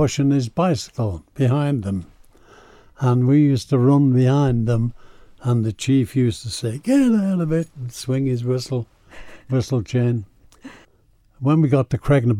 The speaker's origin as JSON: {"language": "English", "country": "Isle of Man", "tie": "born or raised there", "also_born_or_lived": "Scotland", "moved": "yes", "said": "I was born in the Isle of Man, and I was actually a farmer's son"}